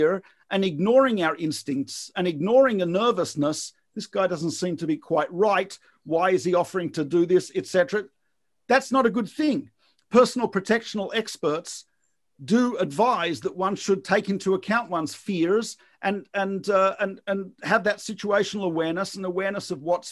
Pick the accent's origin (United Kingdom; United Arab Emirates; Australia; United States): Australia; moved away; depending on where I grew up in Australia, swimming was part of the school curriculum